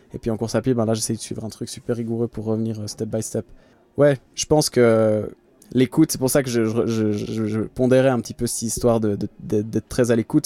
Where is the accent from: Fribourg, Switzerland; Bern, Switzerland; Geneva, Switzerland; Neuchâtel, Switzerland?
Geneva, Switzerland; je suis euh, de Genève, je viens de Suisse